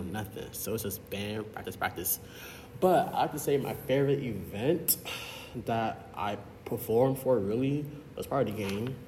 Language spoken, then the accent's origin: English; Broward County, Florida, United States; a first year computer science scholar hailing from Broward County, Florida.